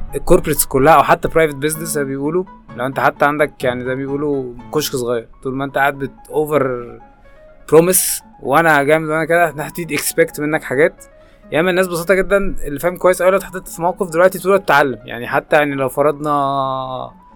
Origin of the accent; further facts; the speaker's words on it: Egypt; مش حابب اقول كمصريين